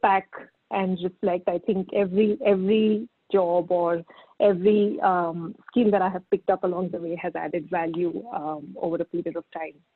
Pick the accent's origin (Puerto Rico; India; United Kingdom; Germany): India; Pune, Maharashtra; I grew up in Pune pretty much and did my schooling in Pune.